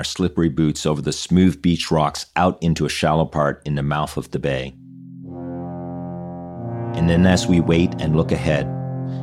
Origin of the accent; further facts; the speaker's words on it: Newfoundland and Labrador, Canada; first language Mandarin; English is a second language; moved away as an adult; I'm back home to visit my parents in my hometown of Newfoundland.